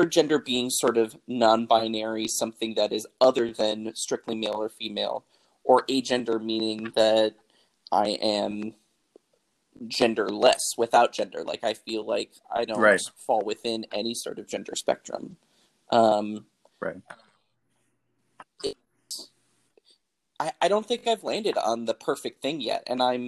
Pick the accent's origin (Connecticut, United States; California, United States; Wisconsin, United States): Wisconsin, United States; Milwaukee; now in St. Louis, United States; I was born and raised in Milwaukee, Wisconsin